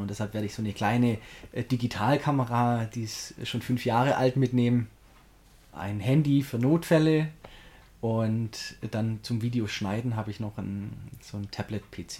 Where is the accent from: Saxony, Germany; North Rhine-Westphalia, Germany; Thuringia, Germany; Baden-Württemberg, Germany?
Baden-Württemberg, Germany; Göppingen; in Göppingen, da wo ich herkomme. Und das sind so alle meine Schulfreunde